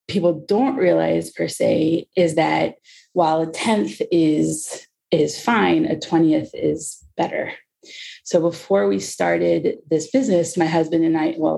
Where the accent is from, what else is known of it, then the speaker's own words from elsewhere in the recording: Cincinnati, Ohio, United States; moved away as an adult; now in Israel; I was born in Cincinnati, Ohio, not far from you.